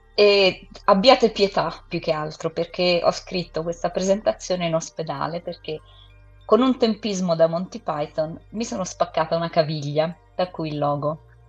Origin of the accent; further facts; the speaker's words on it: England, United Kingdom; io sono inglese